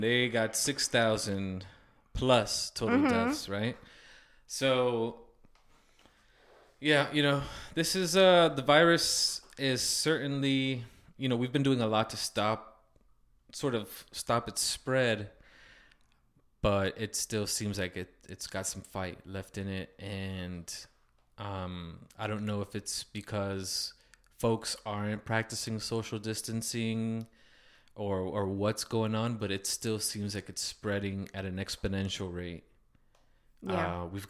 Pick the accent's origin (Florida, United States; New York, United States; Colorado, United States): Florida, United States; Miami; We're from Miami, so we've been through hurricanes.